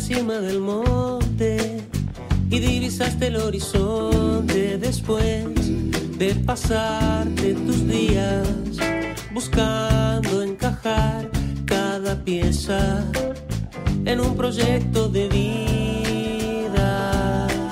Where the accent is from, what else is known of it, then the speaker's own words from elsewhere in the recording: Uruguay; accent: Uruguayan; mi acento de, de, uruguayo trucho